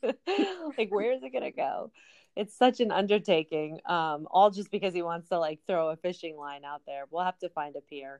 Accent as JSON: {"language": "English", "region": "New Jersey", "country": "United States", "moved": "yes", "lives_now": "Largo, United States", "said": "We're originally from New Jersey"}